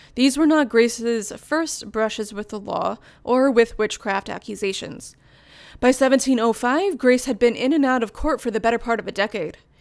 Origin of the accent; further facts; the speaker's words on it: Virginia, United States; I grew up in Virginia